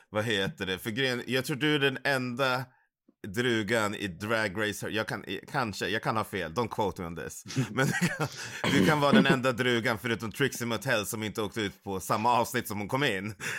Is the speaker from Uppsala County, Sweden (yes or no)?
yes; Uppsala, Uppsala County, Sweden; jag är ju från Uppsala. Nu bor jag i Uppsala